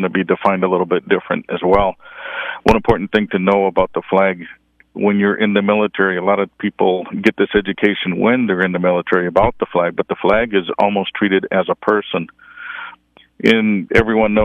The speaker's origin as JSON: {"language": "English", "town": "Flint", "region": "Michigan", "country": "United States", "tie": "born or raised there", "said": "I grew up in the Flint area."}